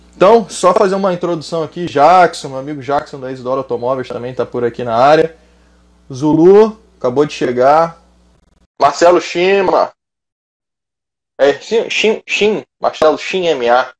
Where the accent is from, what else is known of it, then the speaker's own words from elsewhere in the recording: Rio de Janeiro, Brazil; estado do Rio de Janeiro, minha terra natal